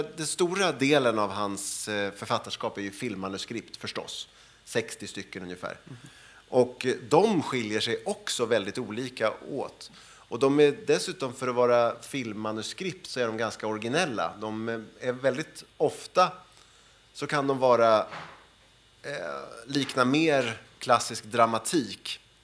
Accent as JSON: {"language": "Swedish", "country": "Sweden", "said": "som svensk eh, och som, eh, jag är född 1970"}